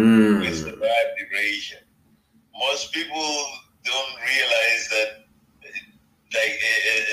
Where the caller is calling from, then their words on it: Toronto, Ontario, Canada; Oh, I'm tuning in from Toronto, man. I'm in the six.